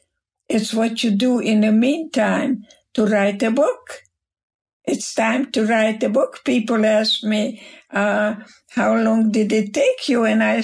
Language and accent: English; Germany; now in United States; Because when I came to America from Germany, and there was a big, big storm in the English Channel